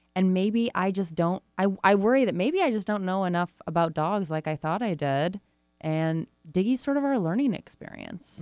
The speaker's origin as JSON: {"language": "English", "town": "Rochester", "region": "Michigan", "country": "United States", "said": "Rochester, Michigan, mm. which is where I'm from"}